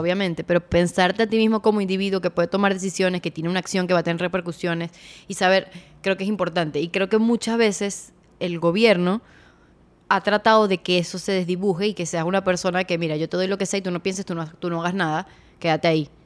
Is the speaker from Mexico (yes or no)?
no; Venezuela; todos somos venezolanos